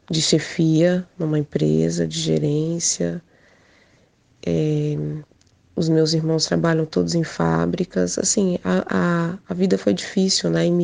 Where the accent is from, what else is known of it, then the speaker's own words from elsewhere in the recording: Portugal; eu sou portuguesa, meus pais são. Minha mãe é angolana, meu pai é de Guiné-Bissau, e eles vieram aqui para Portugal